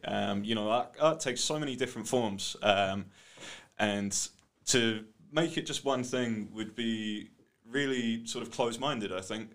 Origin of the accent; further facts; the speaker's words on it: United Kingdom; you're bloody British